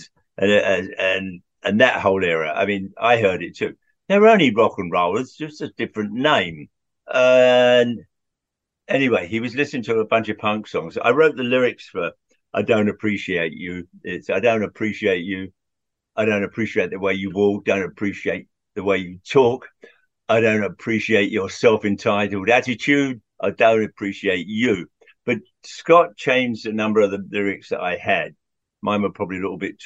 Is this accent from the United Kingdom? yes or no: yes; London, United Kingdom; moved away as an adult; also born or lived in Wallingford, Oxfordshire; now in United States; I grew up in Southwest London, Hounslow, and then Central London